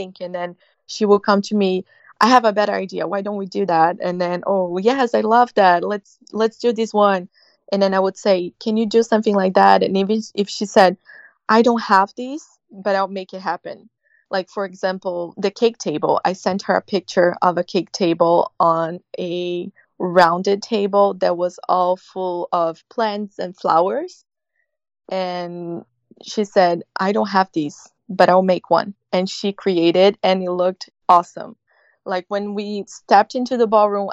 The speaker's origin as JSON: {"language": "English", "country": "Brazil", "said": "That's a tradition for us, as well as having like, so traditional weddings in Brazil"}